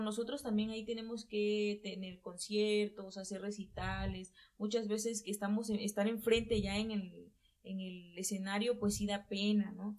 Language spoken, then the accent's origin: Spanish; Tabasco, Mexico; now in Puebla, Mexico; yo soy originaria de Tabasco